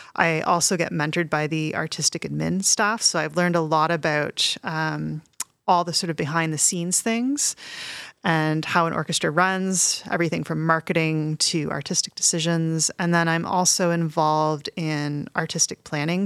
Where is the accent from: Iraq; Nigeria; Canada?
Canada; also born or lived in Montreal, Quebec / Toronto, Ontario; I grew up in Montreal and Toronto